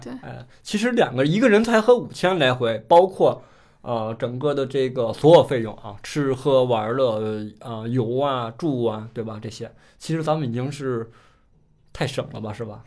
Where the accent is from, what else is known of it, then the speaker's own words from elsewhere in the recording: Beijing, China; 作为一个北京人来说，其实很少去外地去工作